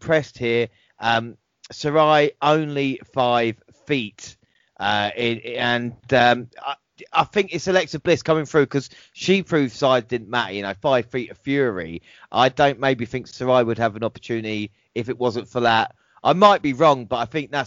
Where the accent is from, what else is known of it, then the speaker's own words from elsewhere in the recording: England, United Kingdom; as an Englishman